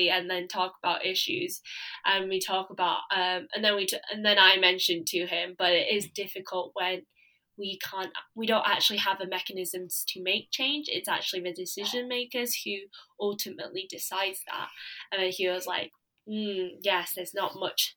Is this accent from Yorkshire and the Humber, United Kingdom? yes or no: yes; Leeds, Yorkshire and the Humber, United Kingdom; I am proud to be from Leeds. I'm from Leeds and Beeston